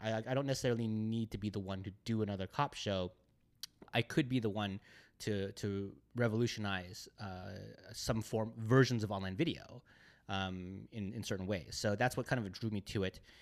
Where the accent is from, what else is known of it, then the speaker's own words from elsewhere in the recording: the Bay Area, California, United States; moved away as an adult; now in Los Angeles, United States; I grew up in the Bay Area